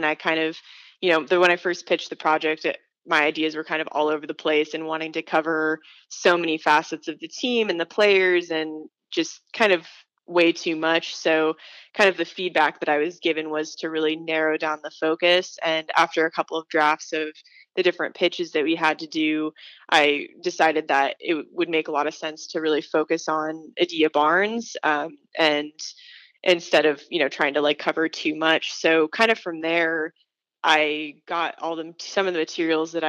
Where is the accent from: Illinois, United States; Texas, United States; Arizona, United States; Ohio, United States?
Arizona, United States; Tucson; I'm from Tucson, and I grew up going to a lot of sporting events with my parents.